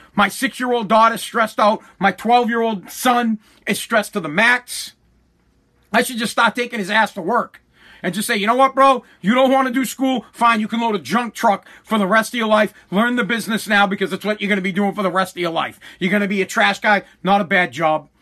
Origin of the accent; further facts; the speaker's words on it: Boston, Massachusetts, United States; I'm from Boston